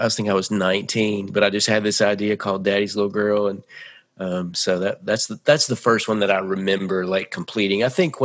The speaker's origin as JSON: {"language": "English", "town": "Nashville", "region": "Tennessee", "country": "United States", "tie": "born or raised there", "also_born_or_lived": "California", "said": "I was born in California, but I grew up in Nashville."}